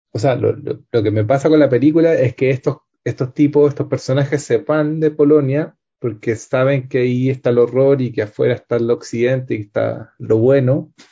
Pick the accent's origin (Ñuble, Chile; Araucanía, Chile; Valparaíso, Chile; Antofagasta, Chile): Araucanía, Chile; Temuco; la casa que yo vivía cuando chico en Temuco, la compraron un supermercado y hicieron un estacionamiento